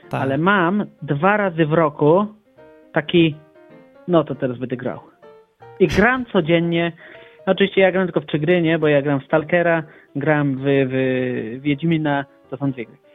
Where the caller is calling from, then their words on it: Bochnia, Lesser Poland, Poland; ja dzwonię z Bochni, zaskoczę